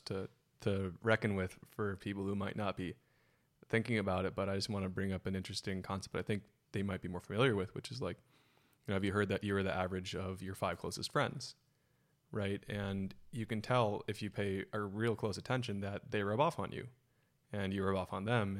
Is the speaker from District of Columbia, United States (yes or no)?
no; Silicon Valley, California, United States; born and raised in Silicon Valley